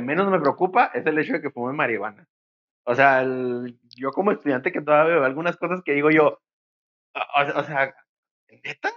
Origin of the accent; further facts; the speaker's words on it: Mexico; como sociedad mexicana